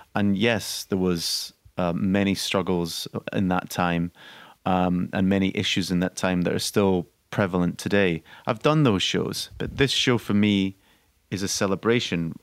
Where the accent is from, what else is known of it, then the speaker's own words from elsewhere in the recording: Scotland, United Kingdom; I'm Scottish